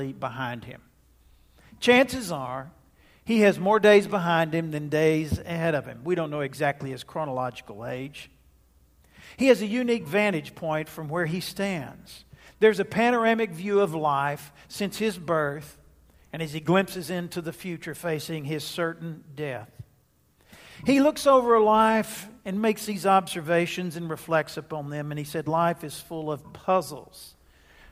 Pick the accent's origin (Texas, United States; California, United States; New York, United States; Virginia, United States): Texas, United States; Jacksonville; My hometown of Jacksonville, Texas